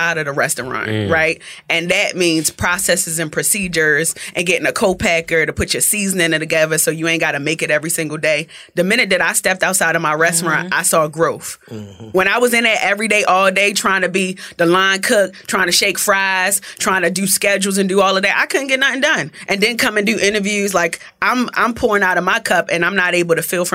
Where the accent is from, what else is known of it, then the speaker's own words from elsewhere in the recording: Baltimore, Maryland, United States; accent: Baltimore; moved away as an adult; now in Atlanta, United States; I'm from East Baltimore, from around the way